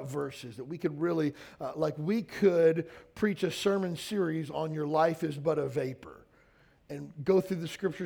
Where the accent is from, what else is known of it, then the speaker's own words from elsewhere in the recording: Western Kentucky, United States; moved away as an adult; I knew I didn't want to live and die in my hometown of 4,000 people in Western Kentucky.